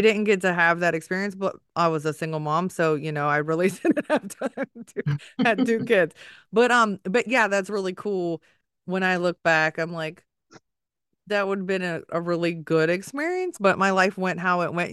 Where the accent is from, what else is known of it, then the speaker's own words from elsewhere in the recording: Maryland area and DC, United States; also born or lived in Washington, D.C.; I grew up in the Maryland area and DC